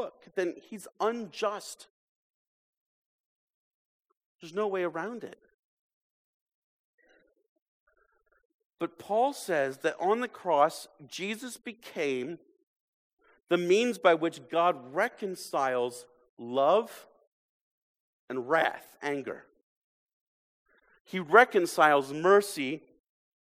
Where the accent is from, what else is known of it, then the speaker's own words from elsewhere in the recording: United States; American Christians